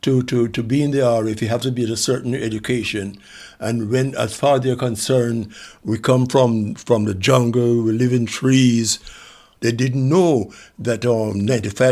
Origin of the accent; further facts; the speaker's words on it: Kingston, Jamaica; moved away as an adult; also born or lived in England; now in Brixton, United Kingdom; I was born in Jamaica, Kingston, Jamaica. I was born 1925, August 1925. Did well at school